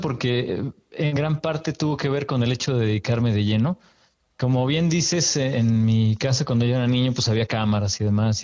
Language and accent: Spanish; Mexico City, Mexico; yo soy de aquí de la Ciudad de México. Y... Hace unos cuantos ayeres apenas que nací por acá.